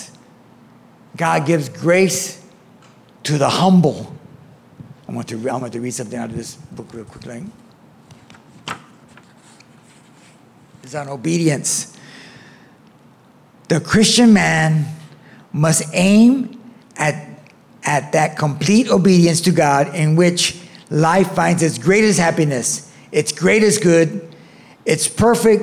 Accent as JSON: {"language": "English", "town": "Florence-Firestone", "region": "California", "country": "United States", "tie": "born or raised there", "said": "I grew up in Florence Firestone community"}